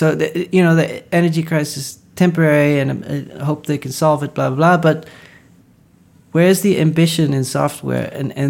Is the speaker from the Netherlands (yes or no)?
yes; Netherlands; born or raised there; moved away